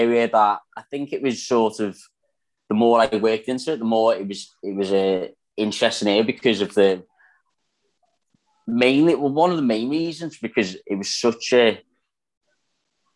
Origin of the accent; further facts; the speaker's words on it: Liverpool, North West England, United Kingdom; accent: Scouse; I'm not Australian, so I'm from Liverpool.